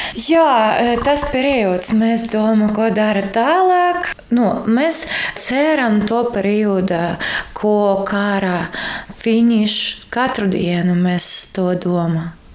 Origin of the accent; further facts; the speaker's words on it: Kharkiv, Kharkiv Oblast, Ukraine; Latvian is a second language; moved away as an adult; now in Latvia; mēs no Harkivā